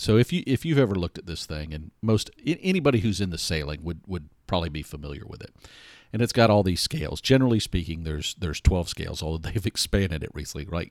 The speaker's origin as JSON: {"language": "English", "town": "Atlanta", "region": "Georgia", "country": "United States", "tie": "born or raised there", "said": "I wasn't born here, but I grew up here. I grew up in Hot Atlanta"}